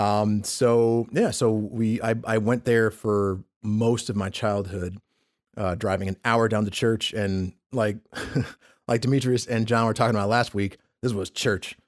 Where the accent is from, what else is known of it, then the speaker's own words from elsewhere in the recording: Peekskill, New York, United States; also born or lived in Bronx, New York; I'm from New York originally, so we went to a church just, uh, uh, in, in, in Harlem. We lived in Westchester County, just outside of New York City